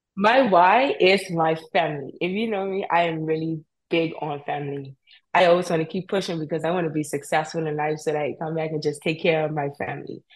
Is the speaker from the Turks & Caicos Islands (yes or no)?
yes; Cockburn Town, Turks & Caicos Islands; moved away as an adult; I am from Grand Turk. I grew up in Grand Turk.